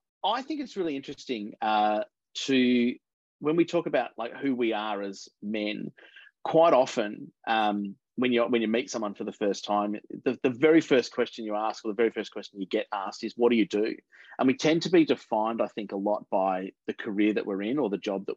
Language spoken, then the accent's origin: English; Mornington Peninsula, Victoria, Australia; also born or lived in Melbourne; I grew up down on the Mornington Peninsula, so a little bit out of town.